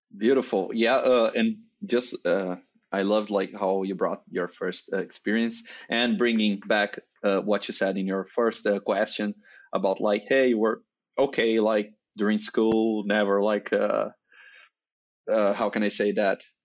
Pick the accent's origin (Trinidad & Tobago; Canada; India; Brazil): Brazil; first language Portuguese; English is a second language; that's not my native language. I'm, uh, Brazilian, so I speak Portuguese